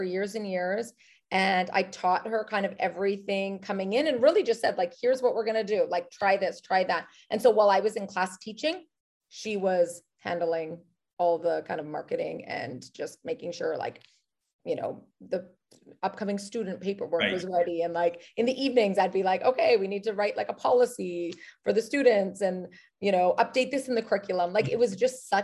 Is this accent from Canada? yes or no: yes; Canada; moved away as an adult; also born or lived in New York City, United States / Los Angeles, United States; now in Kelowna, Canada; And I'm Canadian.